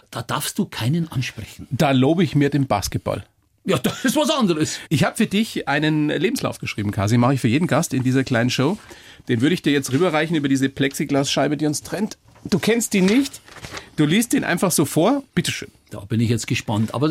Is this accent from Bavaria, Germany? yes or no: yes; Rosenheim, Bavaria, Germany; accent: Bavarian; also born or lived in Ansbach; Ich bin Mittelfranke. Ja? Glaubt keiner, ist richtig. War ich aber nur vier Jahre, dann sind wir nach Rosenheim gezogen.